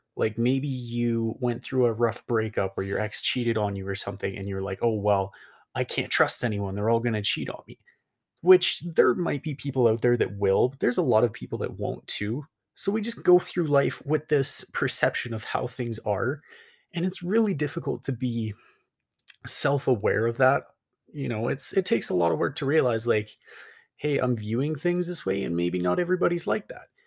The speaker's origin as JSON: {"language": "English", "town": "Calgary", "region": "Alberta", "country": "Canada", "tie": "born or raised there", "moved": "as an adult", "said": "I came back to my hometown of, like, Calgary, Alberta, moved back 'cause I was like, \"Well, this is home"}